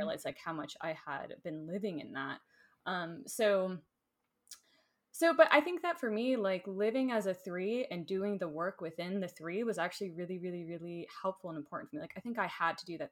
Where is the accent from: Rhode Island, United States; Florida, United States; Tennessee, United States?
Florida, United States; moved away; I grew up in Florida